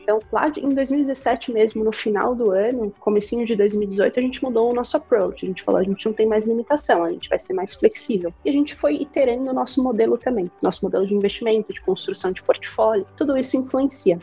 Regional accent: Curitiba, Paraná, Brazil; also born or lived in Toronto, Canada; Eu sou curitibana, Paulo, é, sou, sou engenheira de produção, me formei, me formei em Curitiba

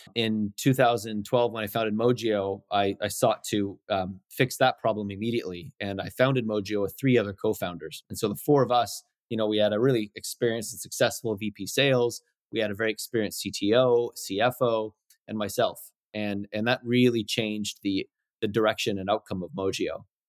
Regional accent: North Vancouver, British Columbia, Canada; also born or lived in Winnipeg, Manitoba / Chilliwack; Chilliwack and then Vancouver, North Vancouver, basically, since I was three.

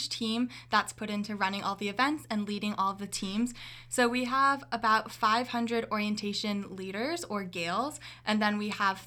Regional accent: Orillia, Ontario, Canada; moved away as an adult; now in Kingston, Canada; So I'm from Orillia, Ontario. It's a really small town up north.

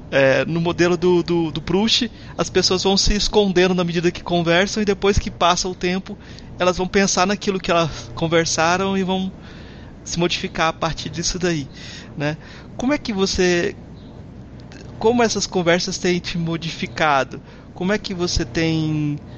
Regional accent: Goiás, Brazil; Eu que sou de Goiás. Lá a gente fala assim se entende.

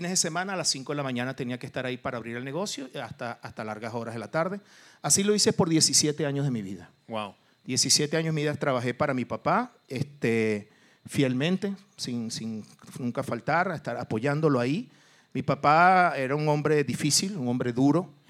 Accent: Mexico; yo soy mexicano

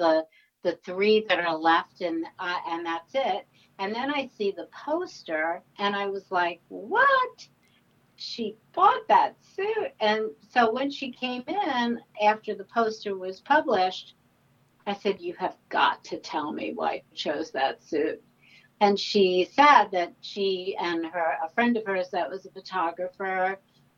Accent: New York, United States; I'm born and raised in New York

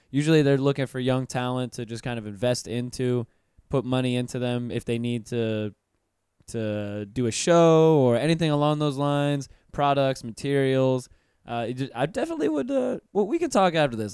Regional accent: Pensacola, Florida, United States; moved away; I'm from Pensacola, which is way, way up in Northwest Florida, right next to Alabama

